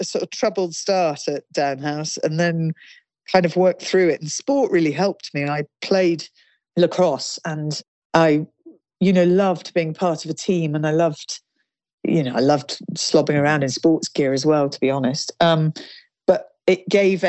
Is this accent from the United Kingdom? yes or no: yes; Kingsclere, South East England, United Kingdom; So I grew up in Kingsclere, in the village of Kingsclere. So Hampshire, Berkshire border